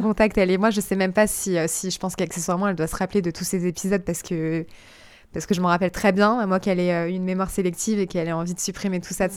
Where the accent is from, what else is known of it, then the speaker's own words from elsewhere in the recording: Gif-sur-Yvette, Île-de-France, France; je passe toute mon enfance à Gif-sur-Yvette